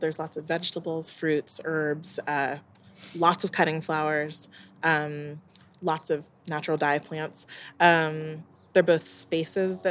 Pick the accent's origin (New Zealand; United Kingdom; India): United Kingdom; England; also born or lived in Jamaica; I'm English. I know that I'm Jamaican